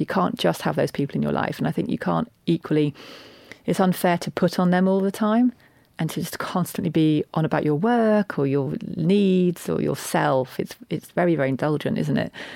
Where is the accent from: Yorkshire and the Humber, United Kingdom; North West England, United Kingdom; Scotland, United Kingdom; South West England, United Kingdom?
Yorkshire and the Humber, United Kingdom; I'm a Yorkshire woman